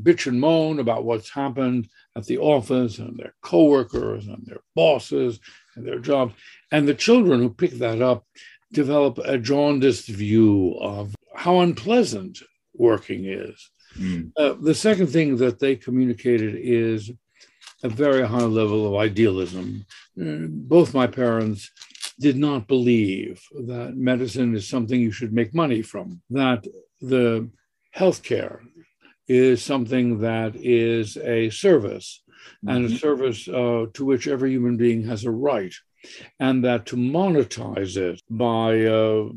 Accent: New York City, New York, United States; also born or lived in Switzerland; And I grew up in the Bronx. We came to America and we settled in the Bronx

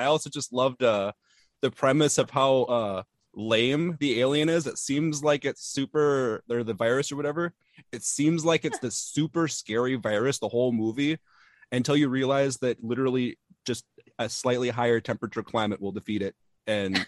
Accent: Wisconsin, United States; I'm the one from Wisconsin.

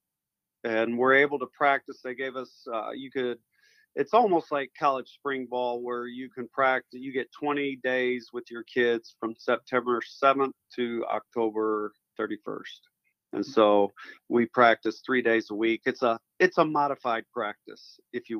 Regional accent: Peoria, Illinois, United States; moved away as an adult; now in Edwardsville, United States; I'm from Peoria, Illinois originally.

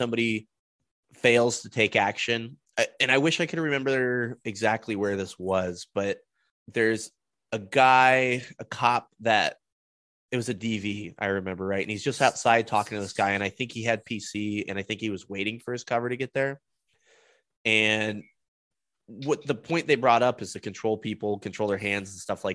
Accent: Denver, Colorado, United States; I grew up in the Denver metro area

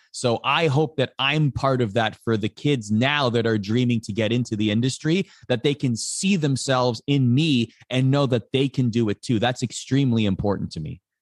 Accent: just outside of Toronto, Ontario, Canada; we grew up just outside of Toronto

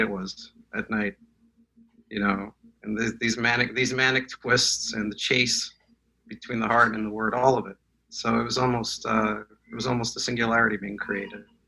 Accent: Moscow, Russia; English is a second language; moved away; I was born in Moscow. I speak Russian

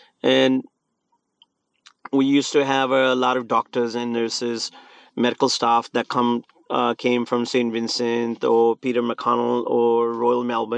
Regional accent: India; Where me, I grew up in India. I survived this couple civil wars, bomb blast, curfew.

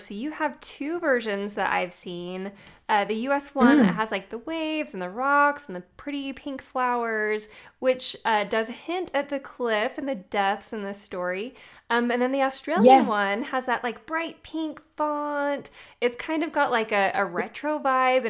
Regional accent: United States; I have lived here my entire life

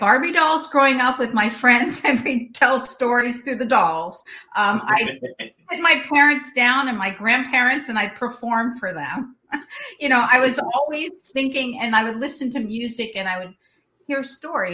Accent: Long Island, New York, United States; also born or lived in Sudbury, Massachusetts / Boston, Massachusetts; now in California, United States; We moved to Long Island, New York, and in the suburbs, beautiful place, a great place to grow up

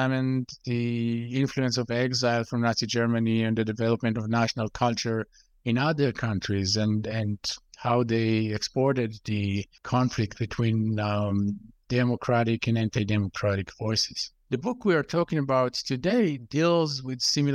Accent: Israel; I grew up in Israel, and going through the Israeli education system

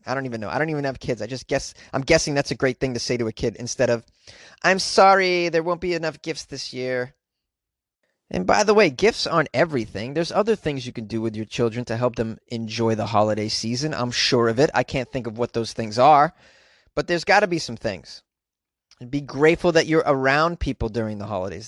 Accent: United States; I was born in the United States

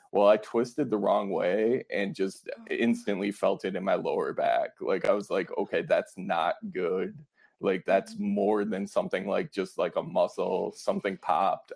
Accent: Fond du Lac, Wisconsin, United States; I'm from Wisconsin. Um, I grew up about an hour north in Fond du Lac, Wisconsin

